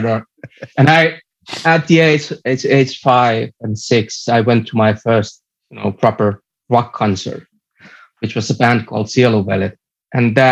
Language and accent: English; Kerava, Uusimaa, Finland; also born or lived in Helsinki; I was born, like, my first year when I was born, I lived in Helsinki. But after that, I moved to a small town called Kerava, and I've lived here ever since.